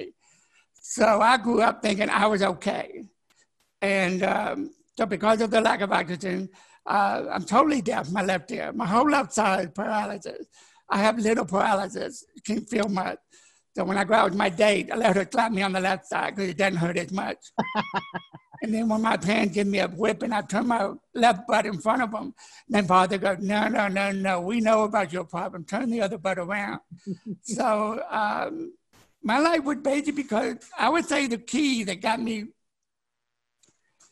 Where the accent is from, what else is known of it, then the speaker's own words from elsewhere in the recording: Memphis, Tennessee, United States; also born or lived in Dallas, Texas / Unicoi, Tennessee; both my parents died when I was 8, 5 months apart. Then we moved from Dallas to Memphis